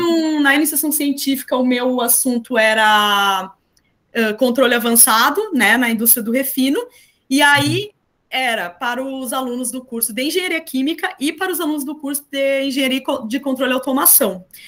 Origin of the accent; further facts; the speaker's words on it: interior of Rio Grande do Sul, Brazil; moved away as an adult; also born or lived in Florianópolis, Santa Catarina / Porto Alegre; eu sou do interior do Rio Grande do Sul